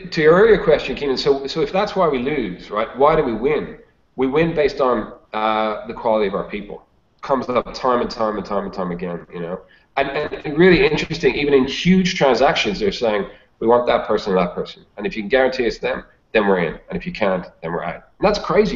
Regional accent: Dublin, Leinster, Ireland; moved away as an adult; now in Australia; I live in Australia, but I'm actually Irish. So uh, I grew up uh, in the mean streets of Dublin in in Ireland, and then moved to Australia in my early 20s

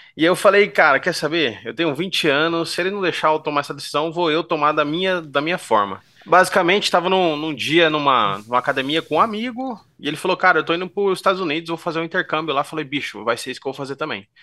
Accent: Bauru, São Paulo, Brazil; sou natural de Bauru, tenho 34 anos.

